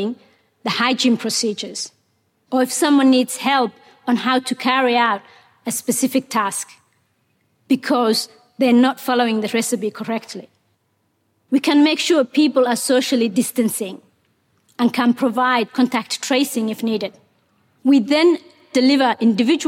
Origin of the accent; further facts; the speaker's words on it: Somalia; English is a second language; moved away as an adult; also born or lived in Mogadishu, Somalia / Kenya; now in Australia; Ethiopia forced us to move to Somalia's capital, Mogadishu